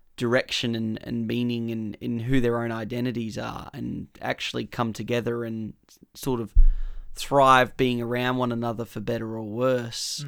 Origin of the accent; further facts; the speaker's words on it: Australia; we're Australian